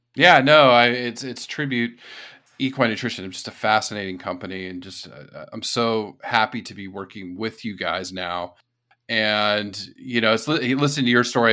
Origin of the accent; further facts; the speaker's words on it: California, United States; moved away as an adult; also born or lived in Florida / Lexington; I grew up in California